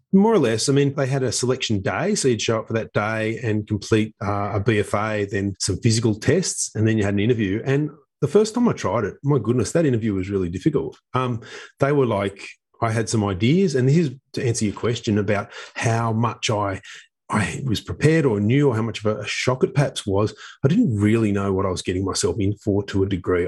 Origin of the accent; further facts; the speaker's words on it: Sydney, New South Wales, Australia; I grew up in Epping, which is northwest of Sydney